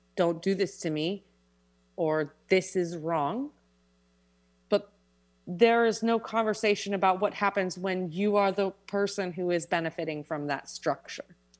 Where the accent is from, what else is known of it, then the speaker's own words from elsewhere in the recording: New York City, New York, United States; I was born and raised in Manhattan